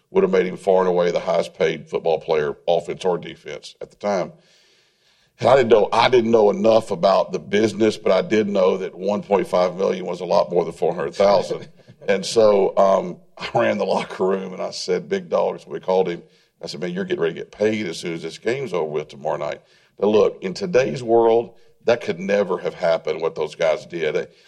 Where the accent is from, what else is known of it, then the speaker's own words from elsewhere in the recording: Tennessee, United States; I grew up in Tennessee.